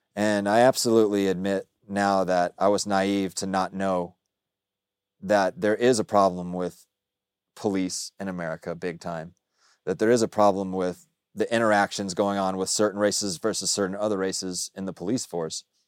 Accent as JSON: {"language": "English", "town": "Dallas", "region": "Texas", "country": "United States", "tie": "born or raised there", "also_born_or_lived": "Austin", "said": "I say I'm from the South, but I grew up in Dallas"}